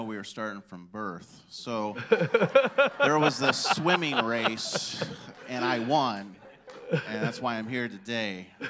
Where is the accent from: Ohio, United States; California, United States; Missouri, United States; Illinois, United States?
Illinois, United States; Rockford; I grew up in Illinois, Rockford, Illinois, and I was on the south side of Rockford.